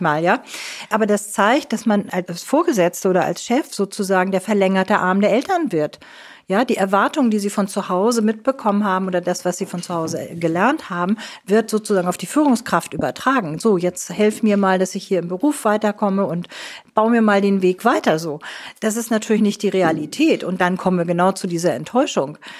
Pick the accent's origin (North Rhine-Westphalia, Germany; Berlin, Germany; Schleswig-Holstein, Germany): Schleswig-Holstein, Germany; Neumünster; Ich bin in Neumünster in Schleswig-Holstein geboren